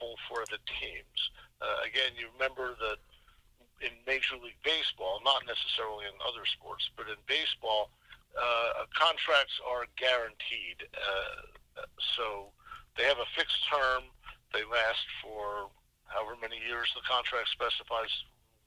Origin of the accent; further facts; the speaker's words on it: Boston, Massachusetts, United States; I'm from the Boston area